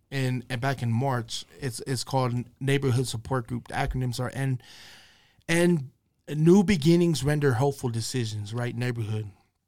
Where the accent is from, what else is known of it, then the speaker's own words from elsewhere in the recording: West Valley City, Utah, United States; We're from West Valley City, Utah.